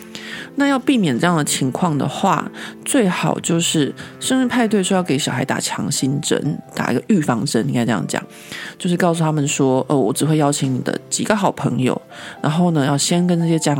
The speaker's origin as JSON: {"language": "Chinese", "country": "Taiwan", "accent": "Taiwanese", "lives_now": "France", "said": "不管怎么样，我都甩不掉，就是我的台湾的腔调。"}